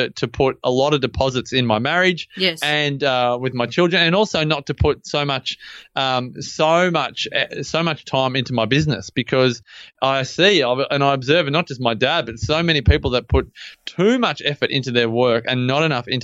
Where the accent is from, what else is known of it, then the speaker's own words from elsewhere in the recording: Melbourne, Victoria, Australia; moved away; I grew up in Melbourne, grew up in Templestowe.